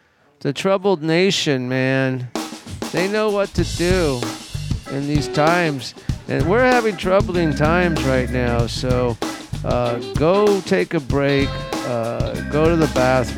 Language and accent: English; Los Angeles, California, United States; moved away; growing up in Los Angeles